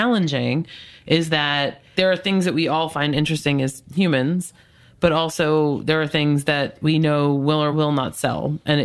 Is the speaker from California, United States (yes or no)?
no; Long Island, New York, United States; I'm from Long Island